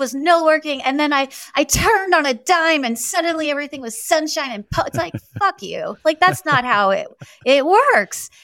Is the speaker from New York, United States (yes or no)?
yes; New York, United States; I was born and raised in New York.